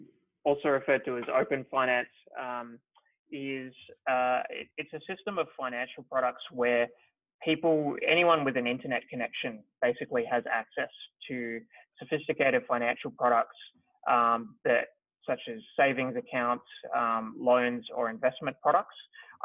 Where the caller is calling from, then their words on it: Melbourne, Victoria, Australia; I am dialing in from Melbourne, Australia.